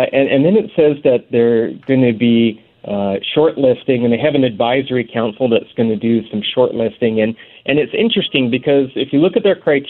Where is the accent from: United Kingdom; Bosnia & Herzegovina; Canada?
Canada; Port Coquitlam, British Columbia; as a young guy growing up in Port Coquitlam